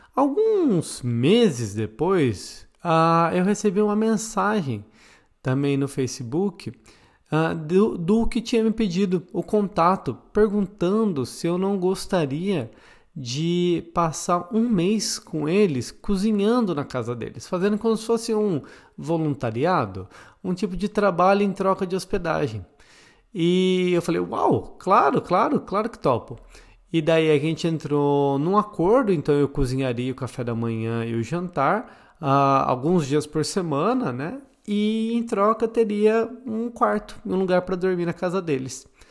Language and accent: Portuguese; Botucatu, São Paulo, Brazil; moved away; eu vim de Botucatu